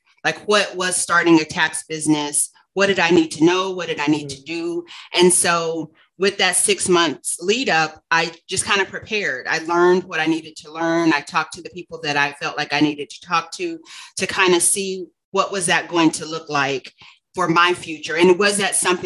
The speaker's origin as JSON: {"language": "English", "town": "Los Angeles", "region": "California", "country": "United States", "tie": "born or raised there", "also_born_or_lived": "Santa Barbara / Phoenix / Atlanta", "said": "Born and raised in Los Angeles"}